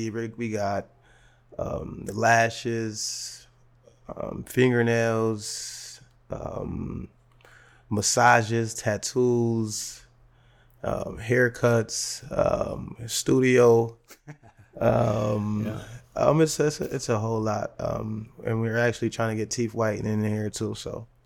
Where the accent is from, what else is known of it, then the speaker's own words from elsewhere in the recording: United States; I was, you know, the same same story of I was raised in the Perry projects and stuff like